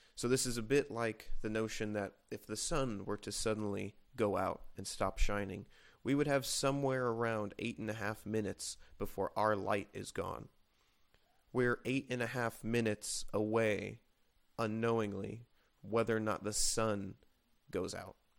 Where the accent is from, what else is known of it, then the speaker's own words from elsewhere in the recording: United States; we, as American citizens